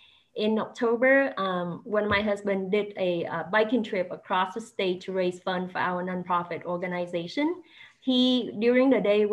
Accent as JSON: {"language": "English", "country": "Vietnam", "tie": "born or raised there", "moved": "as an adult", "lives_now": "United States", "said": "So I was born and raised in Vietnam until 2015. I went to the U.S. for my graduate education."}